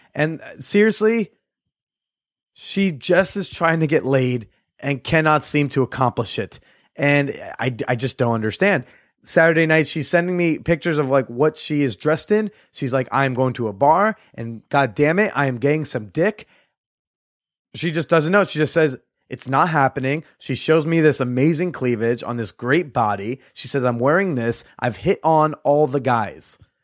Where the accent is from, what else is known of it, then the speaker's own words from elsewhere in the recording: United States; I'm an American